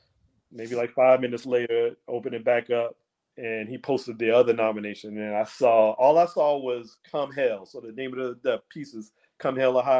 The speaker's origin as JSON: {"language": "English", "town": "Charleston", "region": "South Carolina", "country": "United States", "tie": "born or raised there", "also_born_or_lived": "Washington, D.C. / Baltimore", "moved": "as an adult", "said": "growing up here, growing up in South Carolina, like being outdoors, fishing, going to the beach whenever you want, just swimming whenever you want."}